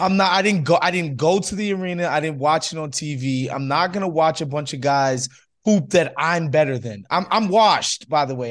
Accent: New York, United States; moved away as an adult; now in Los Angeles, United States; I spent thirty years, first thirty years of my life in New York

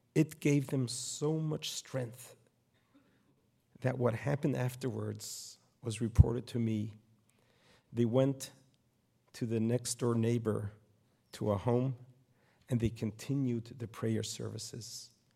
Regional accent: New York City, New York, United States; moved away as an adult; now in Poway, United States; I grew up in Brooklyn, New York

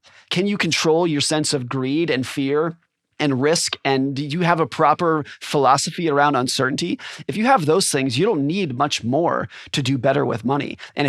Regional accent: California, United States; now in Seattle, United States; My wife grew up here. That's what brought us here. I grew up in California.

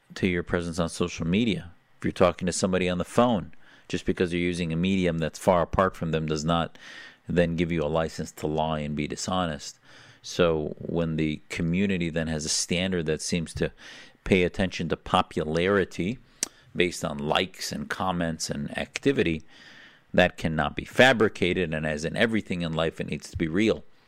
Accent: United States; as an American

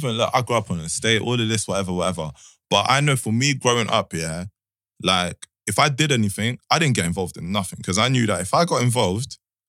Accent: DR Congo; Like, I know people have, I'm from Congo, I know people have fled war.

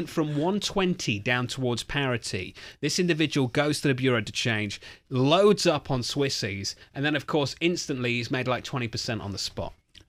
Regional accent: United Kingdom; also born or lived in London; As a Brit

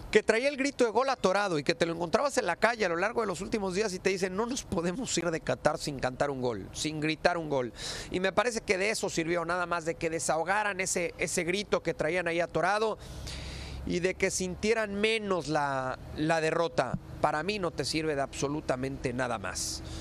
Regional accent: Mexico; yo primero soy mexicano

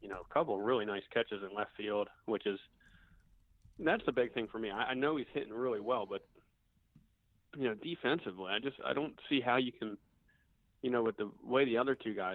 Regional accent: Philadelphia, Pennsylvania, United States; accent: Philly; My Philly accent

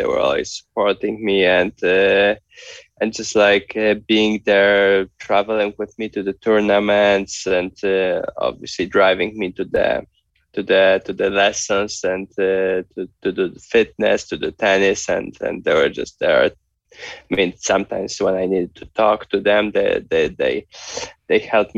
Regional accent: Poland; being from Poland

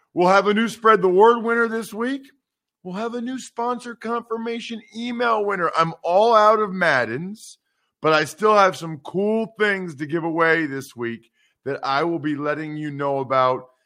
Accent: Wyomissing, Pennsylvania, United States; my hometown of Wyomissing, Pennsylvania

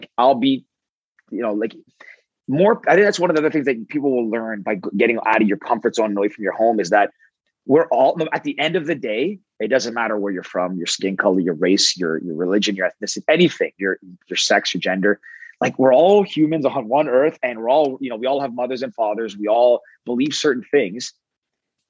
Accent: Toronto, Ontario, Canada; I'm a male from Toronto

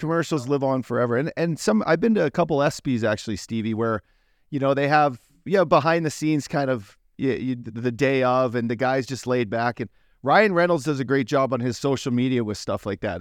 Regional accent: Fort McMurray, Alberta, Canada; my hometown Fort Mac

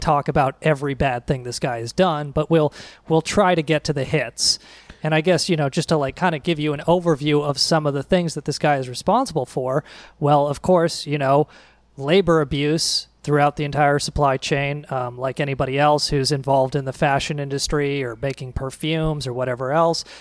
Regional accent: United States; as an American

